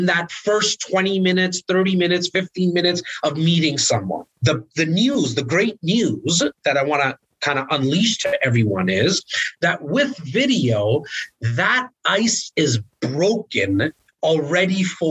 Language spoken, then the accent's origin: English; Toronto, Ontario, Canada; I'm born in the most northern part of Toronto in an area called Rexdale